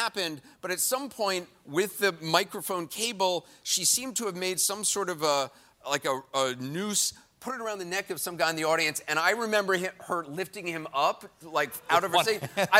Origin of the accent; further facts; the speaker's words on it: New York City, New York, United States; I grew up in New York in the 70s and early 80s